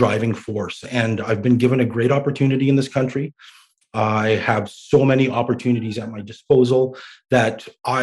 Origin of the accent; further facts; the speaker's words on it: Canada; also born or lived in Baghdad, Iraq; they ended up coming to Canada. And lucky for me, I grew up here